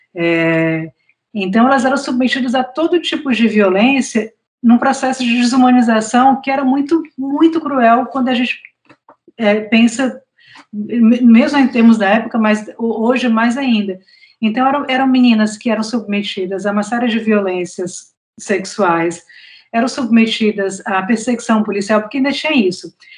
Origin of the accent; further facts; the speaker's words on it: Fortaleza, Ceará, Brazil; also born or lived in São Paulo / Mossoró; eu nasci em São Paulo, mas eu sou nordestina, né? Porque é, os meus pais são de Mossoró, no Rio Grande do Norte, é, a minha família é toda nordestina e eu cresci em Fortaleza.